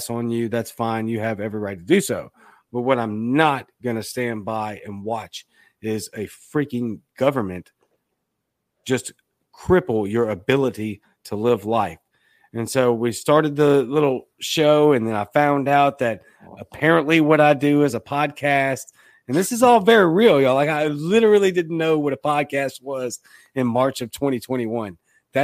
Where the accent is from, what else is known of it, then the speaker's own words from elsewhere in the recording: Baton Rouge, Louisiana, United States; now in Jackson, United States; I'm from Baton Rouge, Louisiana, but I live in Jackson, Mississippi